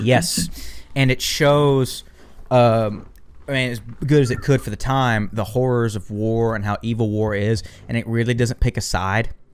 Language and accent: English; the American South, United States; I'm from the American South.